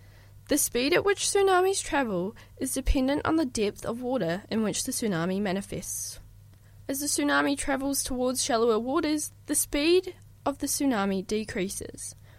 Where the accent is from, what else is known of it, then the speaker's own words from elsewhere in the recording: New Zealand; For many people from this beautiful country, Aotearoa New Zealand, we have all experienced earthquakes at some point.